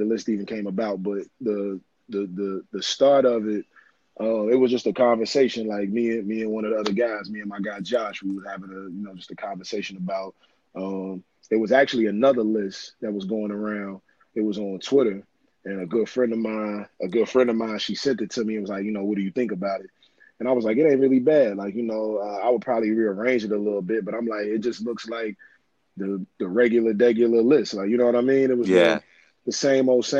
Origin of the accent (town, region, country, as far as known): Cincinnati, Ohio, United States; born or raised there; also born or lived in Brooklyn, New York